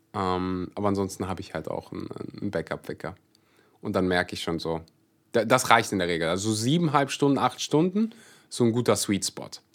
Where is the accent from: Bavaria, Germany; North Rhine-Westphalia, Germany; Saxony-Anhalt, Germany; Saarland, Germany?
North Rhine-Westphalia, Germany; Kleve district; ich komme aus Kreis Kleve.